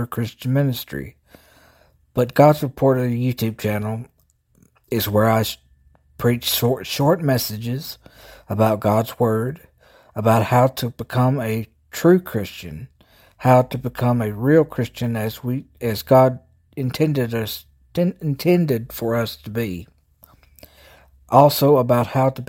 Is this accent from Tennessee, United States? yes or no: yes; Jackson, Tennessee, United States; And as you guessed, I'm from the South. I'm from Tennessee. I started this a few years ago. I'm from Jackson, Tennessee, which is in West Tennessee.